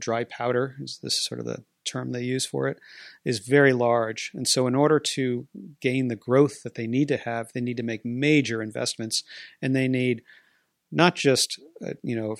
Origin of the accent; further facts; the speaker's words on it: New England, United States; moved away as an adult; now in Pittsburgh, United States; Mary Jo, my wife, and I grew up in New England